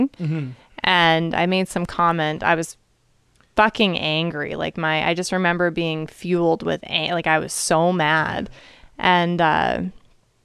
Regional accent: Port Coquitlam, British Columbia, Canada; I'm from Southside Poco

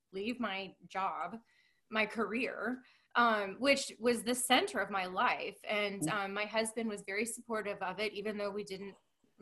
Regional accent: San Diego, California, United States; moved away as an adult; now in New Braunfels, United States; We're from Southern California in San Diego

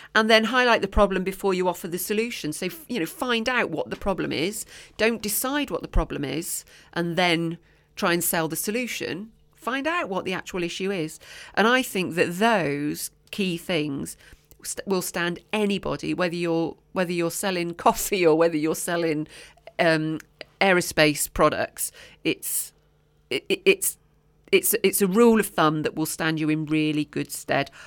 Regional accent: Oswestry, West Midlands, United Kingdom; Oswestry, my, my hometown

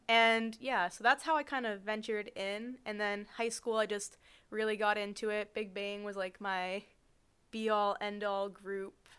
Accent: Boston, Massachusetts, United States; we're both from the Boston area

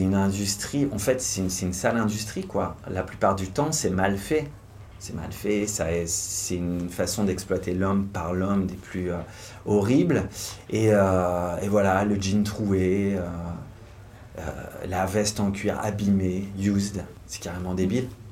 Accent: Hauts-de-France, France; Je suis originaire du nord de la France, Lille c'était la grande ville

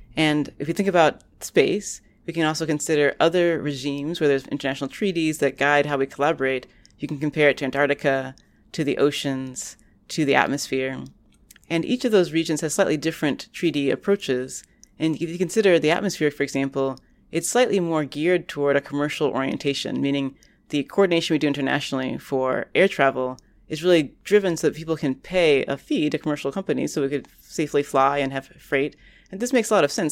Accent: Orlando, Florida, United States; now in Boston, United States; now that I live in Boston, which is quite far from the hometown where I grew up in Orlando, Florida

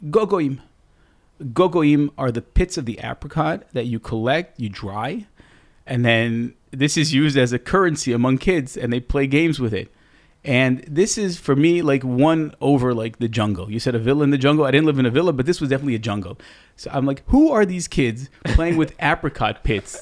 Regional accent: Tel Aviv, Tel Aviv District, Israel; also born or lived in New York City, United States; So I moved here in nineteen eighty-one. Uh, it was the first Lebanese war, uh, growing up in the eighties

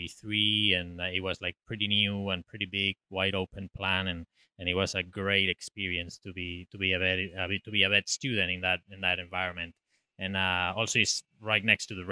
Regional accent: Spain; moved away as an adult; now in Ocala, United States; I grew up in the countryside in Spain, in the mountains

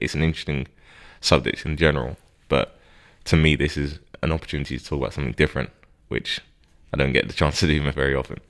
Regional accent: Harrow, London, United Kingdom; I grew up in Harrow

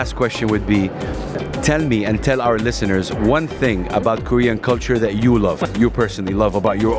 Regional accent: Saudi Arabia; I'm from Saudi Arabia

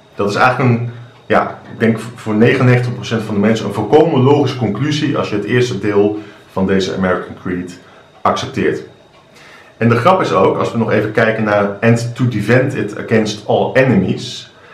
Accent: Netherlands; ik woon in Nederland, ik ben Nederlander, ik ben trots op Nederland.

